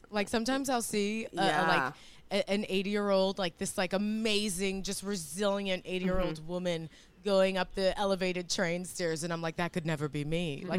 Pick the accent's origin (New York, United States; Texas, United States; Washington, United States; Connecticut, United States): New York, United States; New York City; also born or lived in Lower East Side, Manhattan; I grew up in Bushwick, Brooklyn.